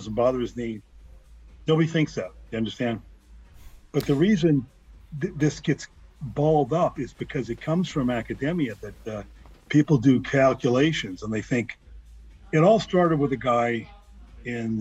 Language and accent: English; Livonia, Michigan, United States; my hometown where I'm living here, Livonia, Michigan